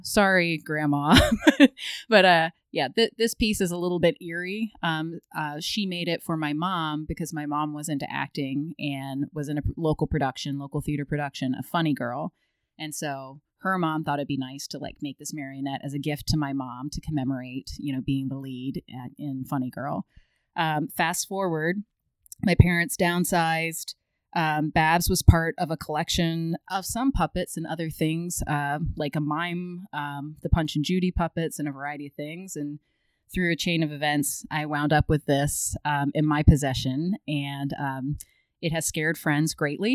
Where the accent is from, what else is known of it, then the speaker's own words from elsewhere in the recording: Maryland, United States; I grew up in Maryland